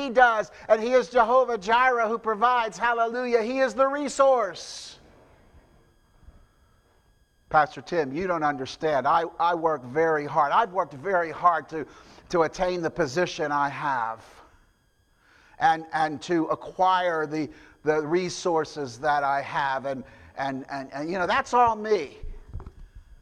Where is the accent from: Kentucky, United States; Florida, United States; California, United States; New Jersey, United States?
New Jersey, United States; moved away; I'm from New Jersey